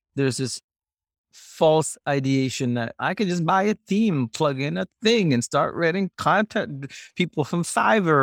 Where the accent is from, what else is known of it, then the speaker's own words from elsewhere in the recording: Singapore; moved away; you grew up in Singapore.